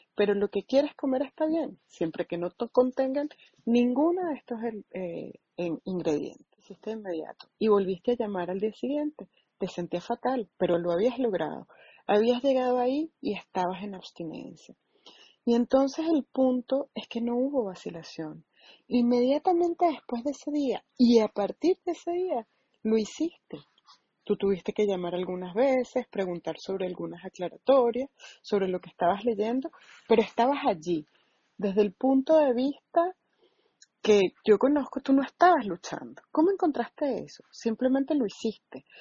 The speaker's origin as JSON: {"language": "Spanish", "area": "St. Louis area", "region": "Illinois", "country": "United States", "said": "soy de Illinois y miro el Gateway Arc. Entonces, estoy cerca de Missouri, pero bueno, me refiero a que soy como del área de San Luis"}